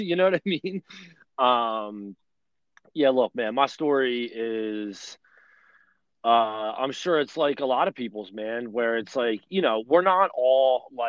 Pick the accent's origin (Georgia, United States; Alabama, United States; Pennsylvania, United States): Pennsylvania, United States; Delaware County, near Philadelphia; I grew up in Delaware County. I grew up in the shadows of the Philadelphia airport. You can't live no closer to the airport than I grew up.